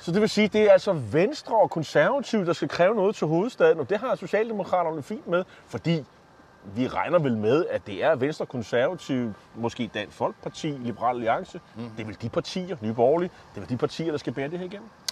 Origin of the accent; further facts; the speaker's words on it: Copenhagen, Capital Region of Denmark, Denmark; nu er jeg jo fra København